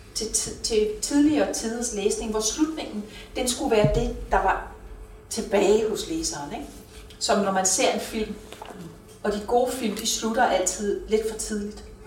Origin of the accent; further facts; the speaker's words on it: Rødby, Zealand, Denmark; moved away as an adult; also born or lived in Copenhagen; Jeg flyttede fra Rødby til København for at studere.